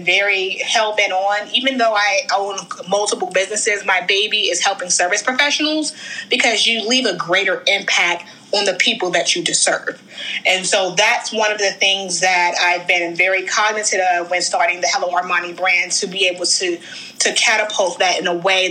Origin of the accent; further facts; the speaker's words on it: Washington, District of Columbia, United States; also born or lived in National Harbor; I'm originally from the wonderful Washington, D.C., born and raised